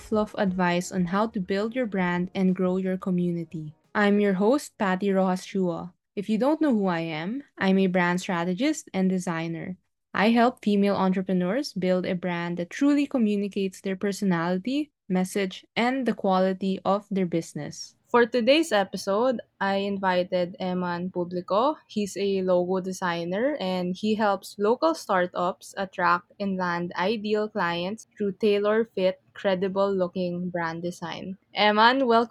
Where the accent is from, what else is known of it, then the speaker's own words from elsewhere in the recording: Philippines; I'm from the Philippines too